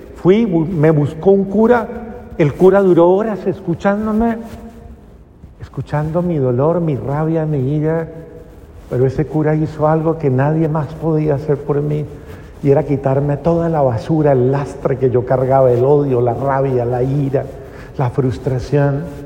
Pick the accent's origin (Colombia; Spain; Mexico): Colombia; Cali, Valle del Cauca; yo soy caleña